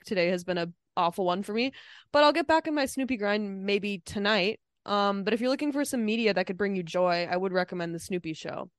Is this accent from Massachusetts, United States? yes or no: no; Minnesota, United States; moved away; my home state